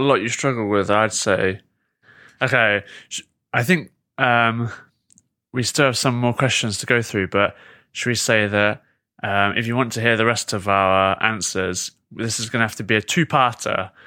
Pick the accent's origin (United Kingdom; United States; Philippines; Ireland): United Kingdom; am I so pathetic as a Brit